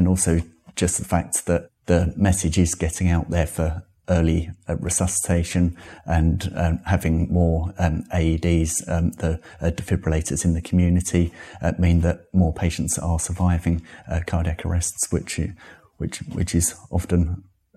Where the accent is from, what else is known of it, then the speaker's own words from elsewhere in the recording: Essex, East of England, United Kingdom; moved away as an adult; also born or lived in Bath; I grew up in Essex and moved back here in 2001